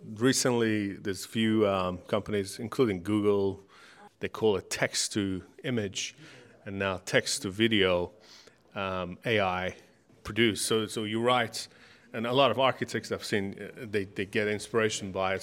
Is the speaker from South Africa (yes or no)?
no; Iran; now in Australia; I'm from Middle East, I'm from Iran